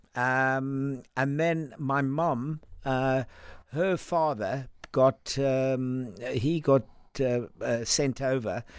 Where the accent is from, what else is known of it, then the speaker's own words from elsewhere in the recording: Cape Town, Western Cape, South Africa; moved away as an adult; also born or lived in Langebaan, South Africa / London, United Kingdom; now in United Kingdom; I sort of left uh, when I was around about four or five, we, we headed to Cape Town